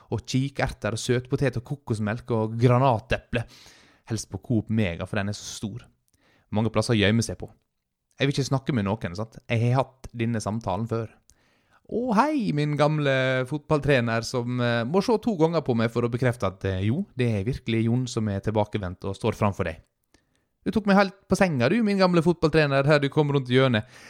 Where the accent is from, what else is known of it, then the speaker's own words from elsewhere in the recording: Sykkylven, Møre og Romsdal, Norway; på bygda, Sykkylven, der jeg er fra